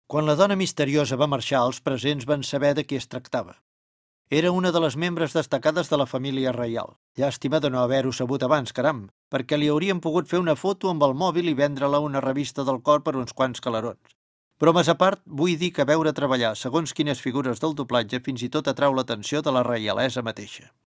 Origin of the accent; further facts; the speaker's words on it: Olesa de Montserrat, Catalonia, Spain; jo, com ja he explicat, sóc d'Olesa de Montserrat, comarca del Baix Llobregat Nord, o sigui una mica de la Catalunya interior, de poble, per entendre'ns millor. La gent de poble parlem un català natural correcte